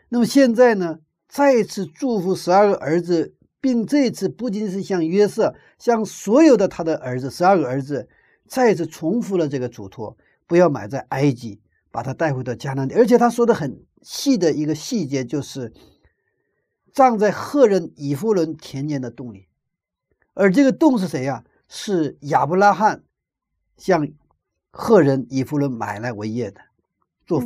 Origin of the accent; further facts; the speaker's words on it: China; 我们中国人的习惯